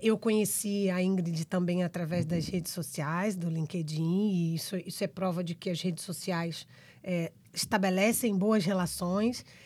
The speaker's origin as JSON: {"language": "Portuguese", "country": "Brazil", "accent": "Brazilian", "said": "os nossos sotaques brasileiros aqui"}